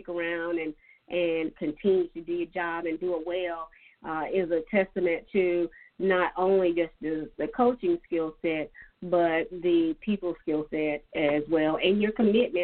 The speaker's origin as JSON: {"language": "English", "area": "Dillon County", "region": "South Carolina", "country": "United States", "said": "I'm from Dillon County, so I'm familiar with Dillon."}